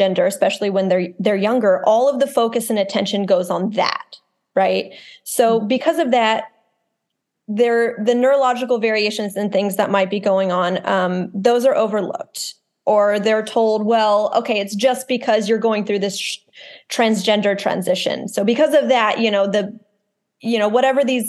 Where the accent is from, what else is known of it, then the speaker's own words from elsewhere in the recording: Texas, United States; I'm from Texas, I'm from the South